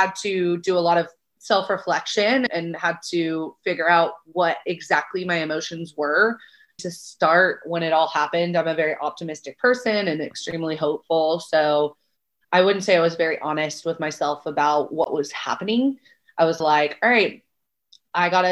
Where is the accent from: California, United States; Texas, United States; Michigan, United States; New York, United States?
California, United States; Bay Area, Northern; now in Southern California, United States; I'm originally from the Bay Area up in NorCal.